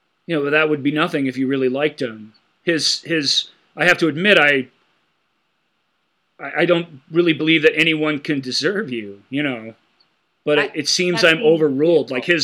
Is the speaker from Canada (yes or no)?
yes; Canada; As a Canadian, English people can move to Canada and just say, I'm Canadian now.